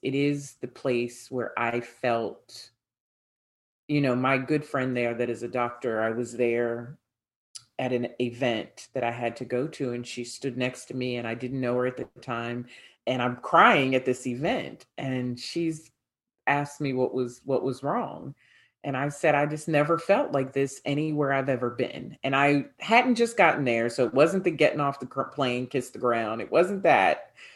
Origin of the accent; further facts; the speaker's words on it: United States; accent: American; my American accent